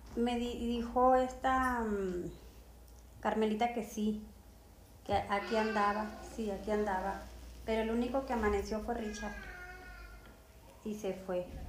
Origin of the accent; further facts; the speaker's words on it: Guatabampo, Sonora, Mexico; Guatabampo, en el 1972